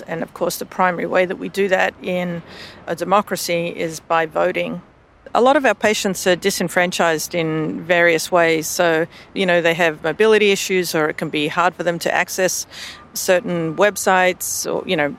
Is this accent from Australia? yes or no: yes; Australia; now in United States; you can probably tell from my voice, I'm Australian in origin